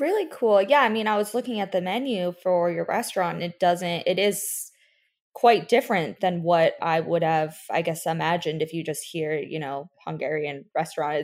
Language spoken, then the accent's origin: English; Weston, Florida, United States; also born or lived in New York; I grew up in Fort Lauderdale, well, Weston.